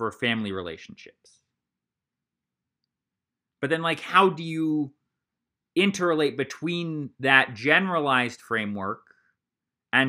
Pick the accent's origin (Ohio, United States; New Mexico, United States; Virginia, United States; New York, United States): Ohio, United States; Columbus; I grew up in Columbus, Ohio, and it was all early morning seminary there